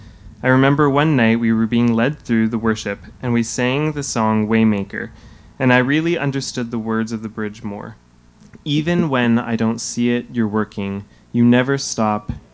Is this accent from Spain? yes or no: no; Hamilton, Ontario, Canada; I was born and raised in Hamilton